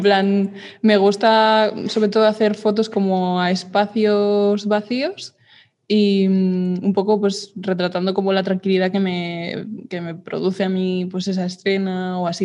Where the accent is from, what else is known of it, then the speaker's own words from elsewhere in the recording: Madrid, Community of Madrid, Spain; soy de Madrid de toda la vida